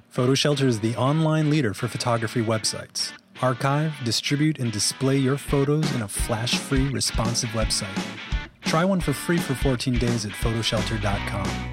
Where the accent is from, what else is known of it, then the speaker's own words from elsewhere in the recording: Hawaii, United States; moved away; also born or lived in New Haven; I'm from Hawaii